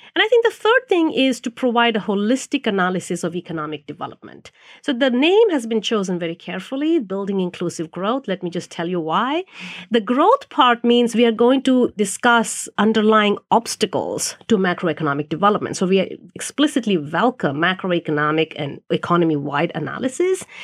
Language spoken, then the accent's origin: English; India; moved away; I grew up in India, which is a developing country